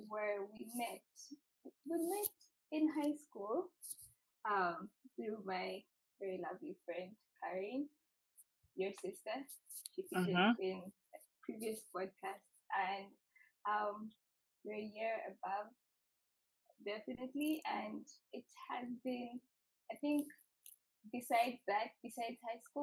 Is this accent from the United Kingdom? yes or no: no; Uganda; moved away as an adult; now in Canada; I was born in Uganda, born and raised in Uganda. I came to Canada to study